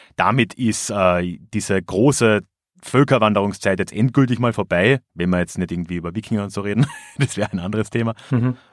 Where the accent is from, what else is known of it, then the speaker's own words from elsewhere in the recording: Villach, Carinthia, Austria; meine Heimatstadt Villach